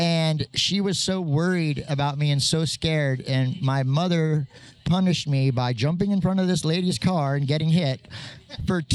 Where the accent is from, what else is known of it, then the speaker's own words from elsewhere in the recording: Altoona, Pennsylvania, United States; moved away; also born or lived in Austin, Texas; I moved back to my hometown in Altoona, Pennsylvania, where I left a long, long time ago